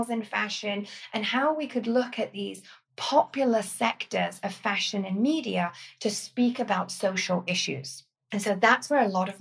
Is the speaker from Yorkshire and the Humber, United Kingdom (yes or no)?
no; Corby, East Midlands, United Kingdom; moved away as an adult; also born or lived in Sheffield; I grew up in the East Midlands that actually, although in the countryside just north of London, is also an extremely industrial town, a place called Corby